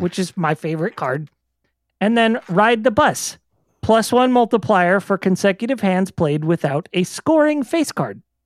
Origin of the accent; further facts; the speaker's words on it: Las Vegas, Nevada, United States; I grew up in Vegas.